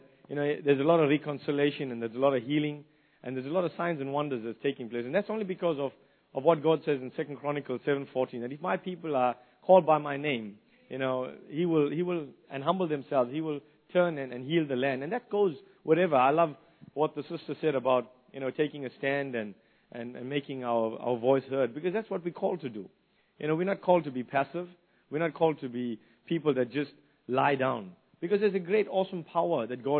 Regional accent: South Africa; moved away as an adult; now in New Zealand; growing up in the old days in South Africa under the apartheid system

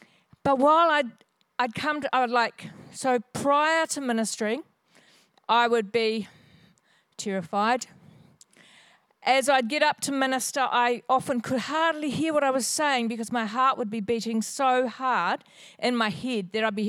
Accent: Hawesville, Kentucky, United States; So I was raised in Hawesville in this area, and we had a market garden up the road just a little bit.

